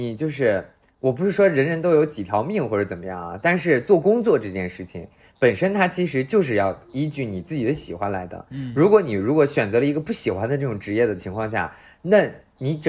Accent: Handan, Hebei, China; 我家在河北邯郸，

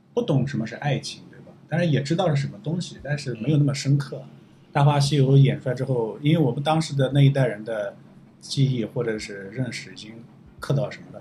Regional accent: Gansu, China; moved away; 我知道老家拍出这样，那样的电影是不错

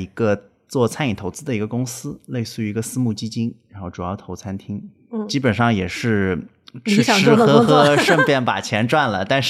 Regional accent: Suzhou, Jiangsu, China; also born or lived in Beijing / Shanghai; 我跟田勇老师现在在苏州嘛，我是苏州人，然后正好我从北京想换个环境到上海来工作

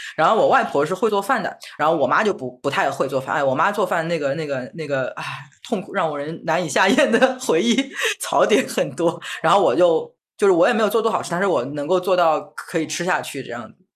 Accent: Shanghai, China; 小时候住在弄堂里面，然后我们弄堂是那种石库门的老房子

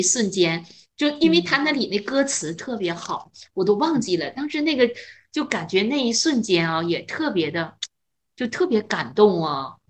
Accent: northern China, China; 我是北方嗯。人

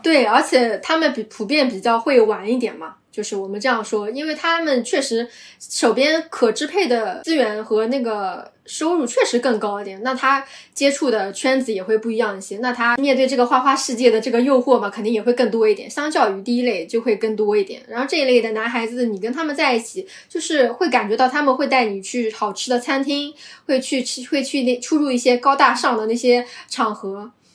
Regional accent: Shanghai, China; 因为我是从小生活在郊区嘛，然后我身边的同学呀，包括朋友啊，他们的这个观念还是比较传统的。他们，我，因为我是九零后嘛，九四年九零后，所以我的这一代人都是独生子女

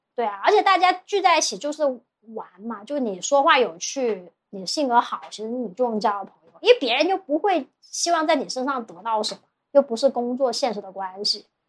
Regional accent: Guangzhou, Guangdong, China; also born or lived in Shanghai; 我是广州人

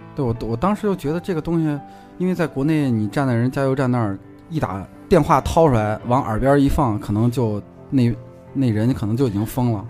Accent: Gansu, China; moved away; 我以前小时候是在甘肃的时候，然后爸妈是在化工厂

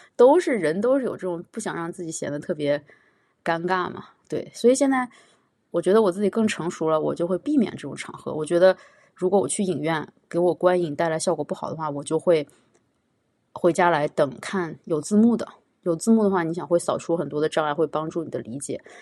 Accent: China; first language Chinese; now in Montreal, Canada; 咱们自己是中国人

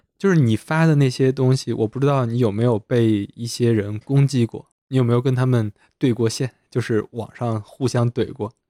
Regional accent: Henan, China; 我们是河南的

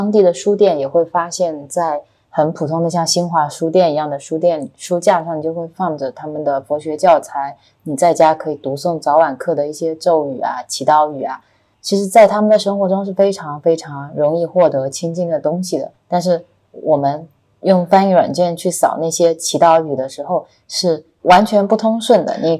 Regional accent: China; 我们说我们是中国来的

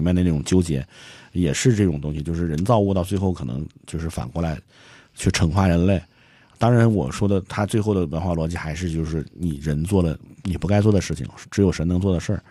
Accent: China; 我们中国人

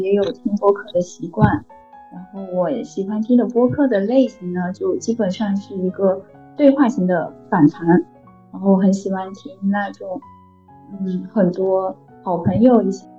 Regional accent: Fujian, China; 我是福建人。

